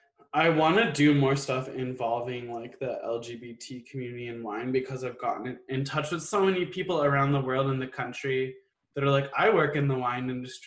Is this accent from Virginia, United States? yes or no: yes; Virginia, United States; Like I grew up in Northern Virginia, so I feel like growing up in the DC area, there's a lot of people who move to the area